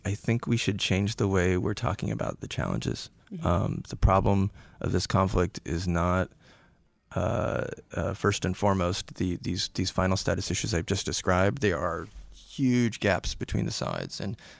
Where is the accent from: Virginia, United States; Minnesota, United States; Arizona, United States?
Arizona, United States; Phoenix; So it's an interesting story. I grew up in Northwest Phoenix, so the other side of Phoenix from Scottsdale